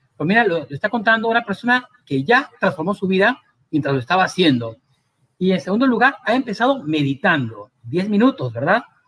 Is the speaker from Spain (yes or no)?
no; Cusco, Peru; moved away; mientras estuve en el Cusco en mi tierra querida